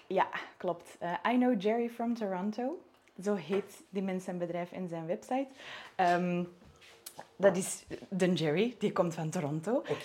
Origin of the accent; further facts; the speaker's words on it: Antwerp province, Flanders, Belgium; also born or lived in Netherlands; Ik ben ook wel, wel degelijk geboren en getogen in het Antwerpse.